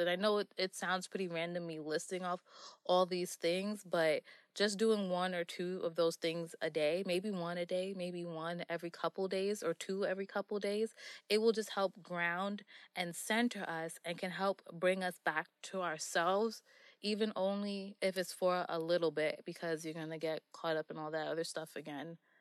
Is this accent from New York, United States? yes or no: yes; New York City, New York, United States; I am from Queens, New York.